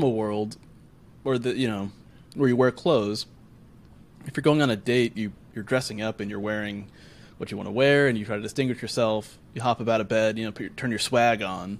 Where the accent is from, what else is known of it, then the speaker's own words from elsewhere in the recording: United States; we're all American here